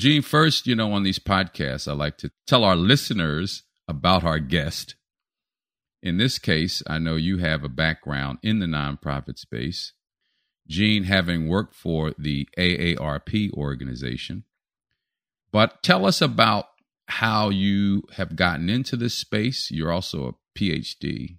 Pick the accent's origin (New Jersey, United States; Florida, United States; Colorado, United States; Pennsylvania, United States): Pennsylvania, United States; Philadelphia; My hometown.